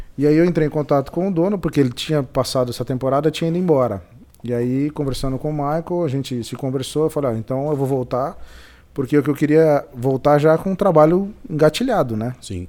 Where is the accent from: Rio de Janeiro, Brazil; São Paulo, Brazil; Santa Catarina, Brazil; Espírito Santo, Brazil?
São Paulo, Brazil; moved away as an adult; also born or lived in London / Bragança Paulista; eu sou de São Paulo, mas meus pais moram em Bragança